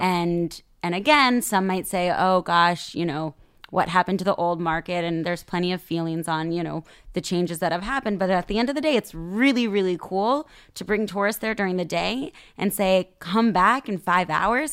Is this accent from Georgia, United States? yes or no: no; Sacramento, California, United States; moved away as an adult; now in Tel Aviv, Israel; growing up in Sacramento